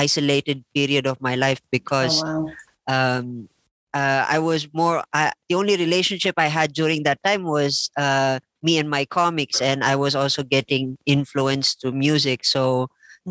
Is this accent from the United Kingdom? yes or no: no; Philippines; moved away as an adult; also born or lived in India; now in La Trinidad, Philippines; I grew up in the Philippines, actually. And then 2005, I left. And then I went to India